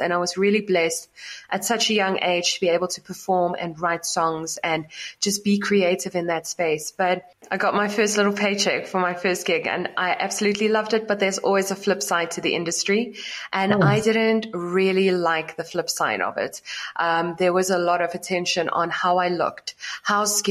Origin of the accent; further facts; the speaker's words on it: South Africa; I grew up in South Africa in a small city